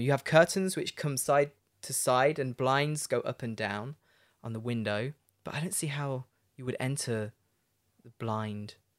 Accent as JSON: {"language": "English", "town": "Leicester", "region": "East Midlands", "country": "United Kingdom", "tie": "born or raised there", "said": "my hometown, Leicester"}